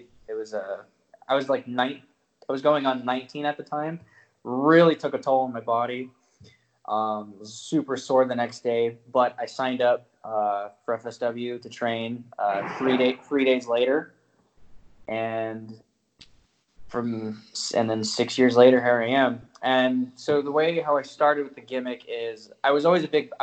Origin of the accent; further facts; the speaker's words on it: Las Vegas, Nevada, United States; I was born and raised in Las Vegas